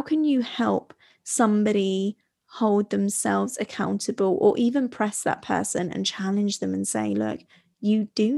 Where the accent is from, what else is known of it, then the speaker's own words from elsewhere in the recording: Italy; And I grew up abroad. I grew up in Italy, and the Mediterranean lifestyle is very, very different.